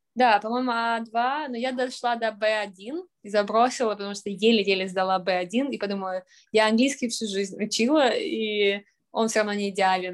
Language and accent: Russian; Saint Petersburg, Russia; moved away as an adult; also born or lived in Sweden / Austria / London / Tokyo; Я из Петербурга, родилась в Ленинграде